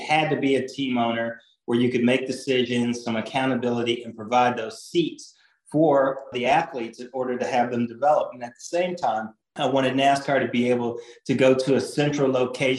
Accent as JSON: {"language": "English", "town": "Indianapolis", "region": "Indiana", "country": "United States", "tie": "born or raised there", "said": "I grew up in Indianapolis, literally 1 mile from the track"}